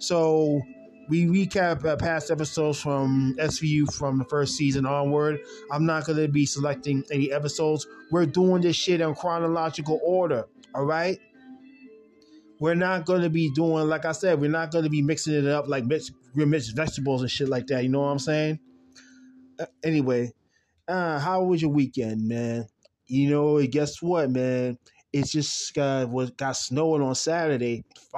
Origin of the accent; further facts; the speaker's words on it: Jamaica; I hate the snow. I'm from Jamaica, man. We hate snow, man.